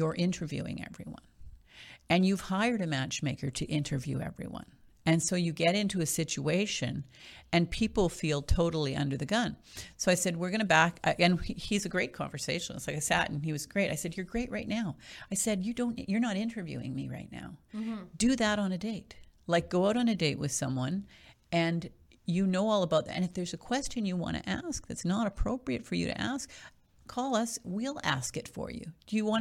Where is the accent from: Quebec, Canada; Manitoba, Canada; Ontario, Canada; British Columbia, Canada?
Manitoba, Canada; Winnipeg; moved away as an adult; now in Ottawa, Canada; I actually am from out west. I'm from Winnipeg